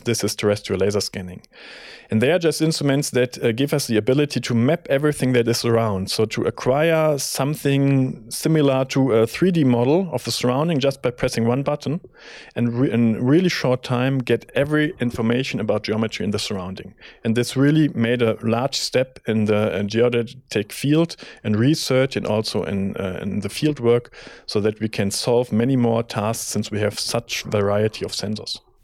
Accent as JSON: {"language": "English", "town": "Bonn", "region": "North Rhine-Westphalia", "country": "Germany", "moved": "as an adult", "lives_now": "Munich, Germany", "said": "I'm coming from Bonn originally"}